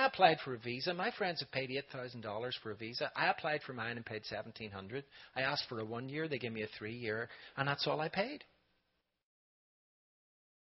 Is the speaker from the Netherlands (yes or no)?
no; Ireland; moved away as an adult; now in Raleigh, United States; I'm from Ireland